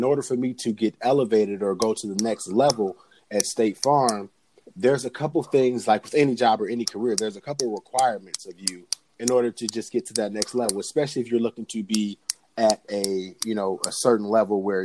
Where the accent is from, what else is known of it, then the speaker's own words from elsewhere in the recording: Detroit, Michigan, United States; now in Lansing, United States; I am originally from Detroit, Michigan. I live in Lansing, Michigan currently